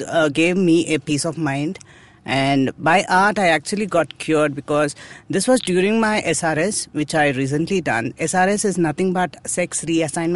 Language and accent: English; Bangalore, Karnataka, India; I was born and brought up in Bangalore. I'm a local Bangalorean